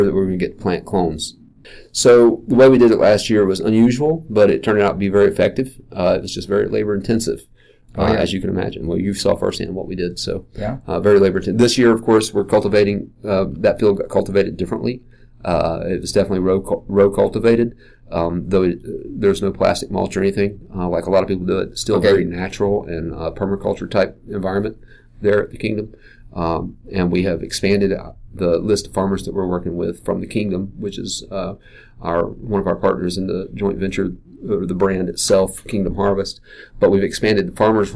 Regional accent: Asheville, North Carolina, United States; I'm native to Asheville. It's my hometown.

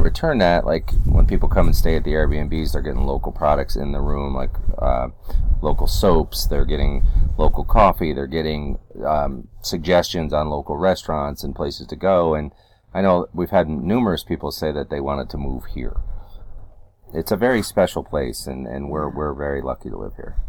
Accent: upstate New York, United States; now in North Carolina, United States; originally growing up in New York State, and we, I've been in North Carolina since '93

